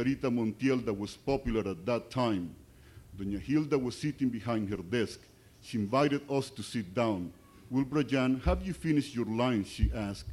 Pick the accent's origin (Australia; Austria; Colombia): Colombia; English is a second language; moved away; I was born in Colombia